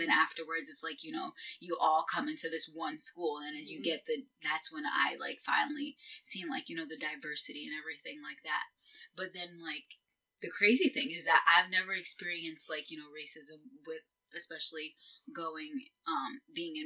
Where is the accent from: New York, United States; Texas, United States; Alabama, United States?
New York, United States; Mount Vernon; also born or lived in Port Chester, New York; I grew up in Mount Vernon, which is basically, like, your Newburgh of, you know, Westchester